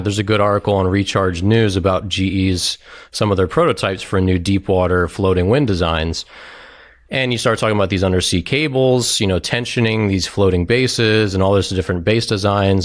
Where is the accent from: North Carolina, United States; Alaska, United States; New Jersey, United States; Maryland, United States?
Maryland, United States; also born or lived in Washington, D.C.; I grew up in Maryland, um, here in D C